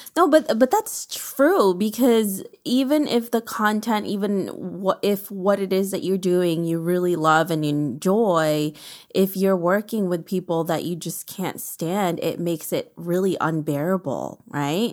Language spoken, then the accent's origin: English; New York City, New York, United States; I'm from New York City